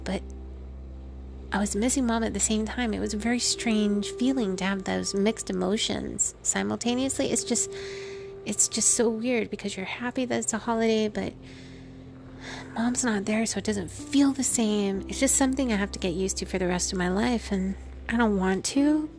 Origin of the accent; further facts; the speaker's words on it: Guam; moved away; I can remember growing up on Guam